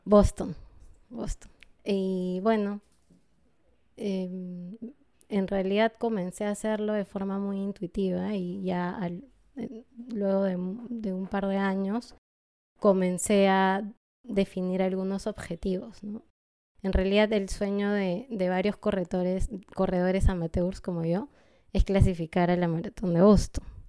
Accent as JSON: {"language": "Spanish", "country": "Peru", "tie": "born or raised there", "also_born_or_lived": "Lima, Peru / unnamed highland city, Peru"}